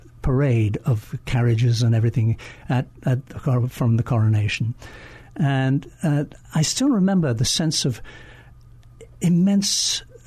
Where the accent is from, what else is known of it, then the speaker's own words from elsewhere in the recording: London, United Kingdom; moved away as an adult; now in Hawaii, United States; I am indeed from London.